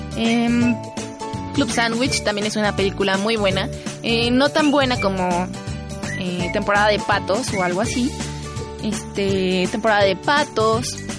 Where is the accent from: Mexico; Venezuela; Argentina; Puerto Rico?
Mexico